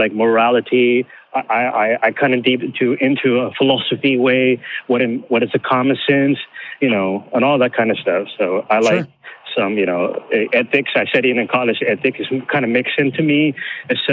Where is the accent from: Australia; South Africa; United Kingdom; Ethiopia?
Ethiopia; now in United States; where I came from, I'm from Ethiopia.